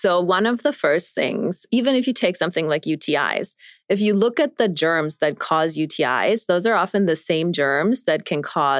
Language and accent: English; Germany; moved away; also born or lived in New York City; I grew up in Germany